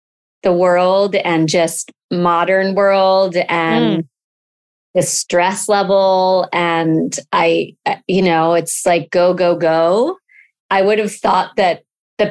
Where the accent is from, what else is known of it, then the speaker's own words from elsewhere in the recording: Connecticut, United States; moved away as an adult; also born or lived in Jackson Hole, Wyoming; now in Santa Monica, United States; I grew up in Connecticut, outside of New York City